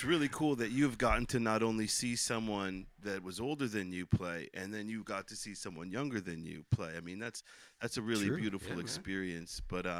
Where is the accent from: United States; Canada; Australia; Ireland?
Canada; as a Canadian